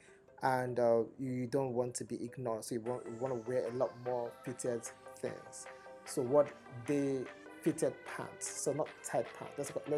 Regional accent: Nigeria; accent: Igbo; English is a second language; you're going to hit my Igbo accent at first.

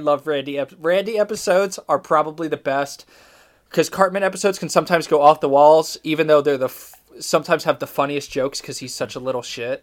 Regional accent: Idaho, United States; now in Tallahassee, United States; I think about living back in Idaho

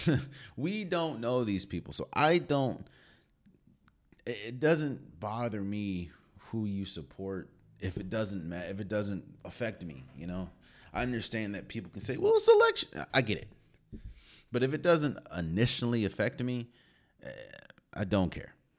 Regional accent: D.C. area, Maryland, United States; I was born and raised in the Maryland, D C area

